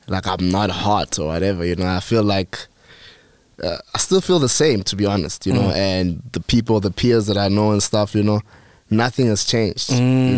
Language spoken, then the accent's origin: English; Kempton Park, Gauteng, South Africa; I'm from Kempton.